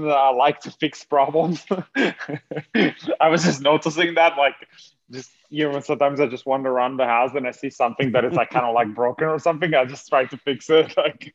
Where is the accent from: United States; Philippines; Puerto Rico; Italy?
Italy; moved away; I'm originally from Italy